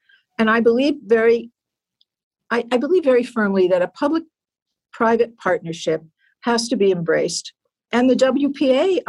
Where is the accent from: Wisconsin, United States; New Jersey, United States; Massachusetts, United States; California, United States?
New Jersey, United States; I grew up in New Jersey